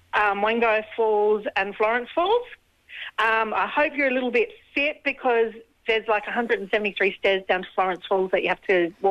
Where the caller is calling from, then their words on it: Darwin, Northern Territory, Australia; from Rocking Litchfield in Darwin, and I hear you guys are coming up to Darwin for a week.